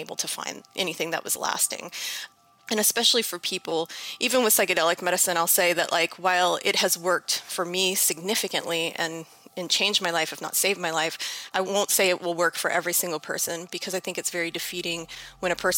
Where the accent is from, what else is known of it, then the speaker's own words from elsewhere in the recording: New Orleans, Louisiana, United States; I'm from New Orleans, Louisiana.